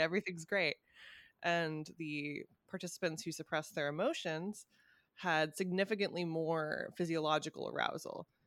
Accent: California, United States; moved away; my hometown, uh, Cal Cal can be a very fucking bizarre place

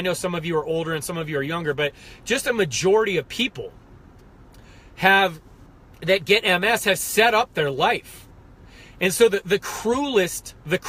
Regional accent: United States; I'm American as they come

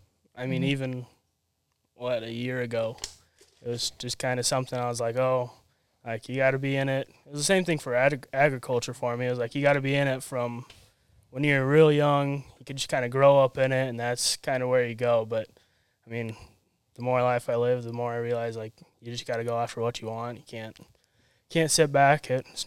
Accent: Kansas City, Missouri, United States; born there; I was born in Missouri.

